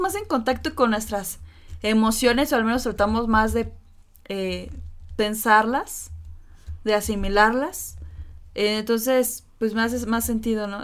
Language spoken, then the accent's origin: Spanish; Mexico; así somos los mexicanos